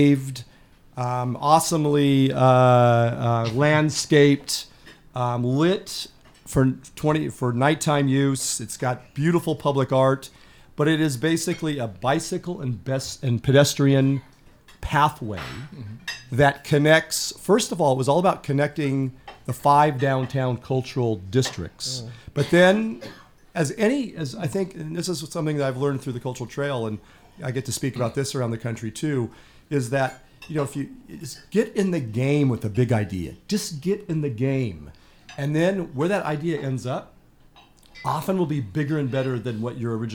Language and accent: English; San Diego, California, United States; moved away; I grew up in San Diego